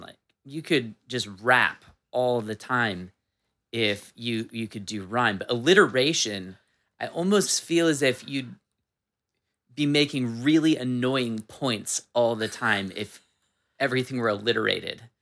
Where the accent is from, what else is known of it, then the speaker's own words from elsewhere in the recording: Washington, United States; I'm a Washington native